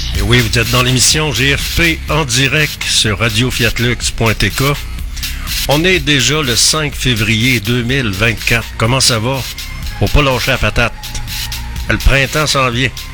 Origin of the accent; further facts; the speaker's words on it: Quebec, Canada